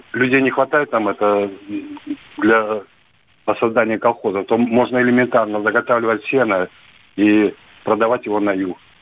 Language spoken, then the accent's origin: Russian; Kimry, Tver Oblast, Russia; now in Moscow, Russia; я звоню из Москвы, но э, там Тверской